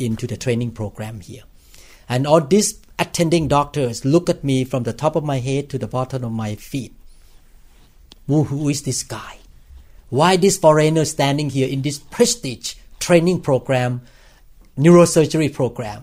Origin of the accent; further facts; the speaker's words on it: Thailand; English is a second language; now in United States; I used to come into this country with my green card and Thai passport